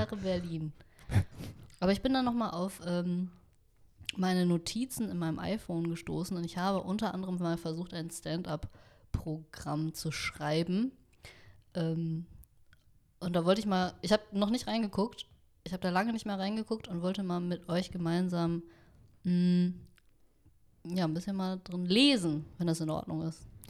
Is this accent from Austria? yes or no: no; Vietnam; ich bin Vietnamesin